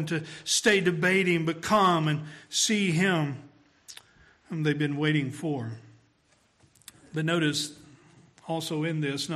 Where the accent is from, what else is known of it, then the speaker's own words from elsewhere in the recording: Tennessee, United States; We're from Tennessee